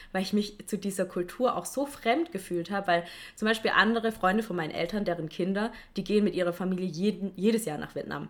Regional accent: Stuttgart, Baden-Württemberg, Germany; ich komme aus Stuttgart

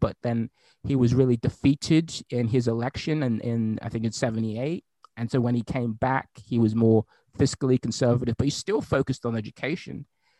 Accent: Arkansas, United States; education to people like the people I grew up in Hope, Arkansas, or Hot Springs, Arkansas

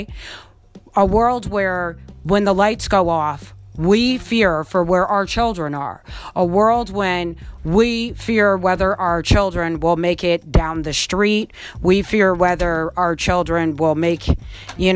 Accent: Colonie, New York, United States; also born or lived in Albany, New York; I was born in Albany, New York, grew up in the suburbs of Colony, New York

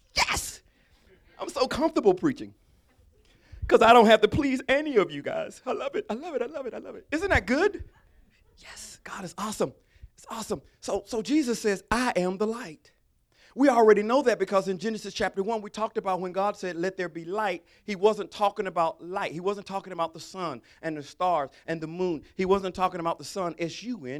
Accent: Alabama, United States; I'm from Alabama

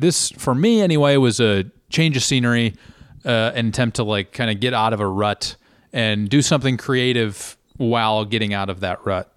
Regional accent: United States; being an American

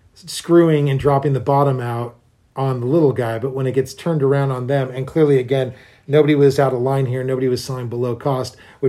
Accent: United States; I'm an American who has to drive and pay for gas

